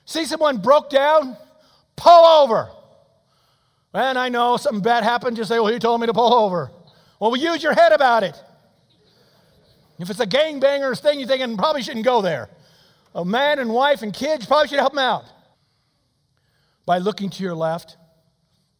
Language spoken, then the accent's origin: English; United States; I'm an American